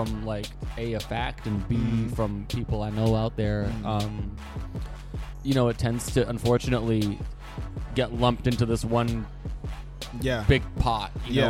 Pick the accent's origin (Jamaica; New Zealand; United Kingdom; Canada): Canada; yeah, I'm in Canada. So I'm Canadian. I'm also, my background is Persian.